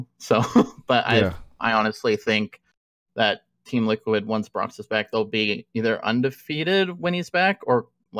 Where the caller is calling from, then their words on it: Newton, Iowa, United States; I'm calling from Iowa.